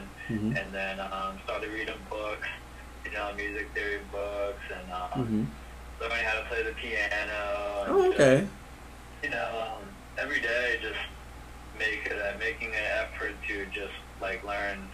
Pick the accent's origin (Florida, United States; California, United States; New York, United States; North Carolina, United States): Florida, United States; Pensacola; now in Orlando, United States; originally from Pensacola, Florida